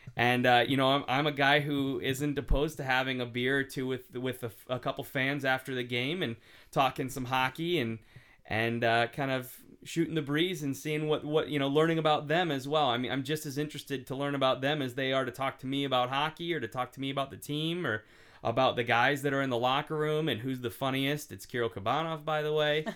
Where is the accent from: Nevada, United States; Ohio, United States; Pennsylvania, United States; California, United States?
Ohio, United States; Cincinnati; also born or lived in Buffalo; now in Stockton, United States; I grew up mostly in Cincinnati